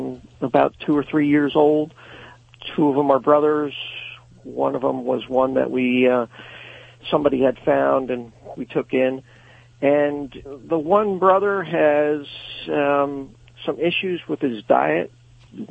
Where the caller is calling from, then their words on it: Fleetwood, Pennsylvania, United States; I'm from a town called Fleetwood that's halfway between Reading and Allentown in Pennsylvania.